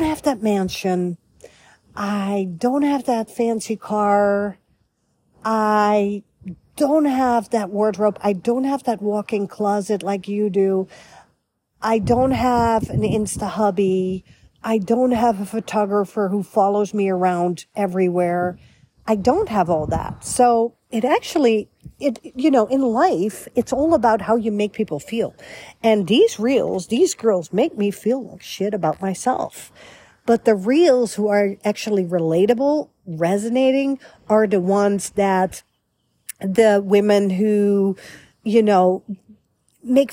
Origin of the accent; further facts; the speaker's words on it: Netherlands; also born or lived in Beverly Hills, United States / Florida, United States; now in United States; a European girl born and raised in the Netherlands, capital Amsterdam